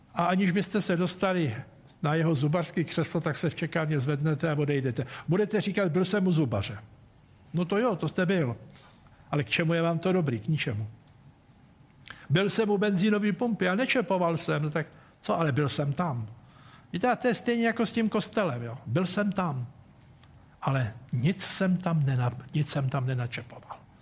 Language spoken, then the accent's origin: Czech; Czechia; nám Čechům